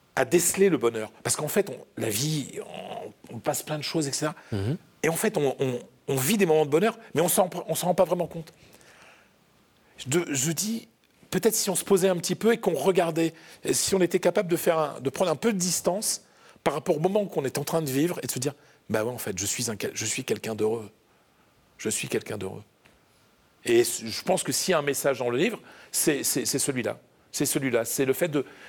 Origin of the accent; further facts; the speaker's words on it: France; moved away as an adult; also born or lived in Madrid, Spain; Moi, je suis français, je suis un laïc